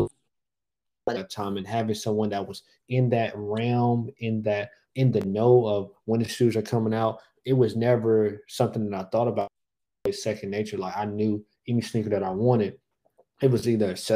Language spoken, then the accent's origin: English; Raleigh, North Carolina, United States; I am originally from Raleigh, North Carolina, the capital city, born and raised